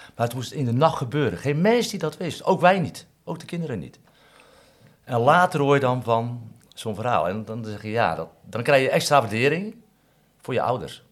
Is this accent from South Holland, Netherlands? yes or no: yes; Katwijk, South Holland, Netherlands; Ik ben in Katwijk geboren en ik kom uit een groot gezin